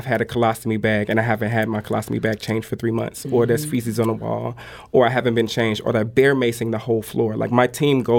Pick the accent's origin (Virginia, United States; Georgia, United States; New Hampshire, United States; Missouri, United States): Missouri, United States; St. Louis; this is my city. I was raised in North St. Louis all of my life